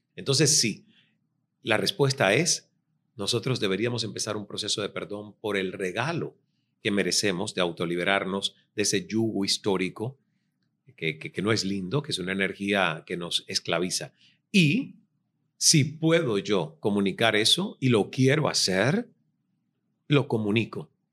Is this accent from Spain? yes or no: no; Cuba; moved away as an adult; also born or lived in Toronto